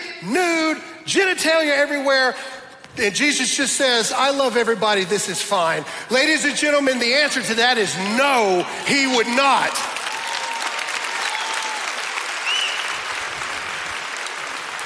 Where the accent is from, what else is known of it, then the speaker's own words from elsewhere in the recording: the South, United States; I'm from the South